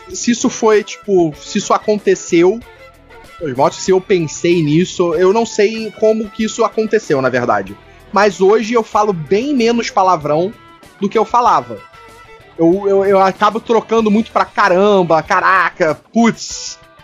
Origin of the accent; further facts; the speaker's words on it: Rio de Janeiro, Brazil; A gente tem muito palavrão que é vírgula aqui no Rio